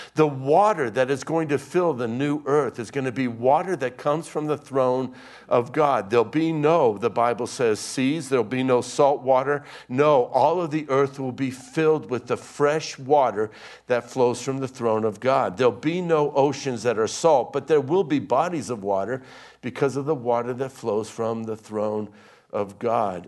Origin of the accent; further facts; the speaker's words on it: Pennsylvania, United States; I grew up in Pennsylvania where the parking lot of our high school was filled with trucks with gun racks